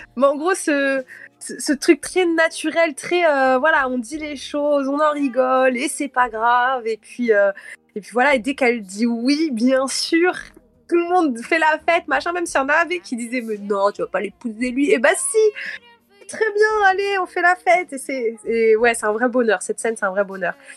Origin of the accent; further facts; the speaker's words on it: Cape Verde; je suis capverdienne